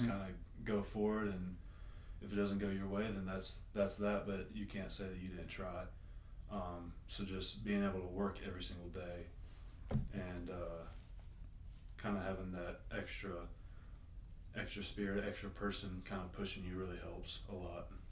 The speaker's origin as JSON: {"language": "English", "town": "Greenville", "region": "South Carolina", "country": "United States", "said": "I'm from Greenville, South Carolina"}